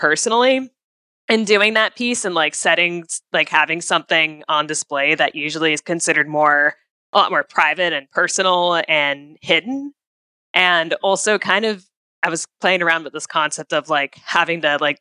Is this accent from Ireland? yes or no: no; Midwest, United States; moved away; I grew up in the Midwest initially